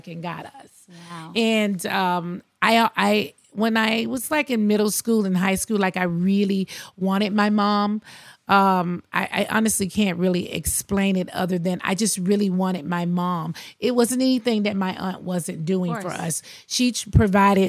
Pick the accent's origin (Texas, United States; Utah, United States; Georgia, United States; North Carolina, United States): Georgia, United States; Athens; also born or lived in Queens, New York City; I grew up in Athens, Georgia, but I went back and forth to New York every single summer